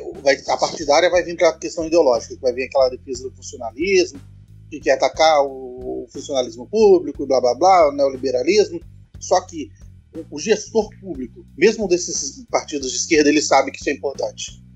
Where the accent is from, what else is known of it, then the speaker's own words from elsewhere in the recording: Cachoeiro de Itapemirim, Espírito Santo, Brazil; quem nasce em Cachoeiros de Itapimirim, a cidade onde eu nasci